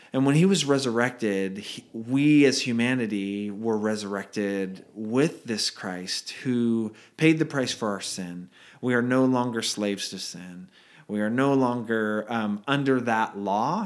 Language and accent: English; Redwood City, California, United States; I grew up o, on a, in a yellow house, uh, on Redwood Avenue in Redwood City, California